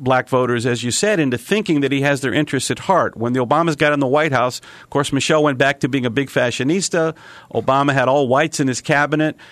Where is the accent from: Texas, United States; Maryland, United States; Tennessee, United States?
Tennessee, United States; East; I grew up in East Tennessee in the same era, same time frame